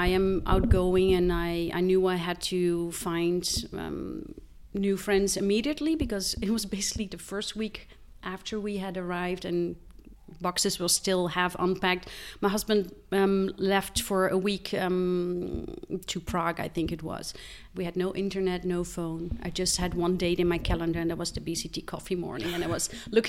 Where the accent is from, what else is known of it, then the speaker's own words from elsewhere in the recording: Netherlands; now in Switzerland; No, I am Belgium. I have Belgian parents, okay, but I grew up in Holland.